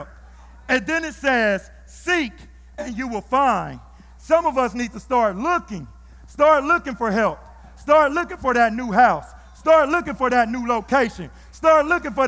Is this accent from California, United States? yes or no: yes; Fresno, California, United States; my hometown